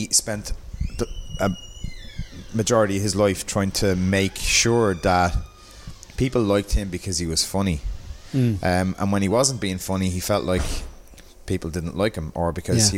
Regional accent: Dublin, Leinster, Ireland; I was from Pier Street, in the city. I was in Marion College in Balls Bridge.

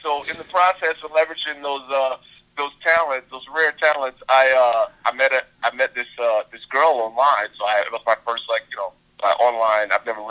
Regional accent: Southern United States, United States; You know, I'm from the South. So that was a big thing, rims and speakers.

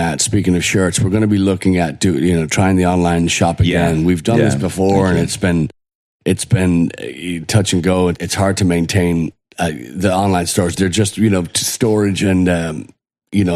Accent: Ireland; now in United States; growing up in Ireland, Irish

